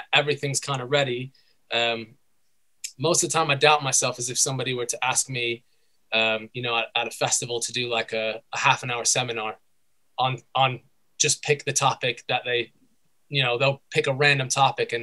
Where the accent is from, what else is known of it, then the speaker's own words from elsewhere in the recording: United States; moved away as an adult; now in United Kingdom; Originally, I'm from the United States.